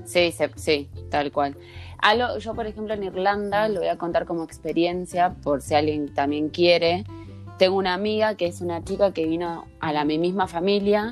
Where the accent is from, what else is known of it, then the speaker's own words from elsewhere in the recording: Santa Fe, Argentina; moved away; también somos santafesinas, las dos.